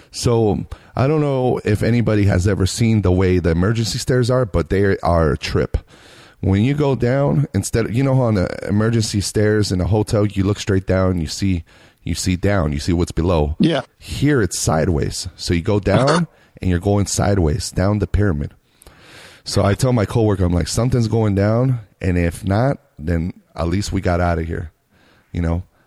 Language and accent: English; Reno, Nevada, United States; now in Las Vegas, United States; me and my girl we grew up in Reno, Nevada